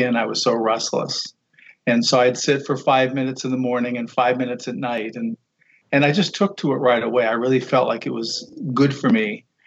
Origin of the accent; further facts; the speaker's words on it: Guam; Growing up on Guam, my father worked for the airlines.